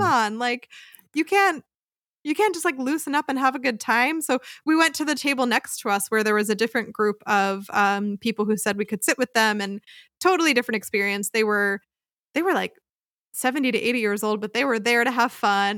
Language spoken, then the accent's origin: English; outside of Philadelphia, Pennsylvania, United States; moved away as an adult; now in Freiburg, Germany; I grew up outside of Philadelphia, Pennsylvania